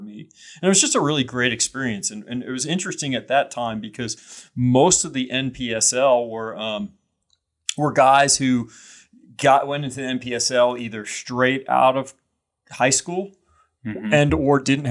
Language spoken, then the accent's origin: English; Tulsa, Oklahoma, United States; moved away as an adult; also born or lived in Atlanta, Georgia; Raised in Tulsa, Oklahoma, and went to kindergarten through K through 12 in Tulsa, Oklahoma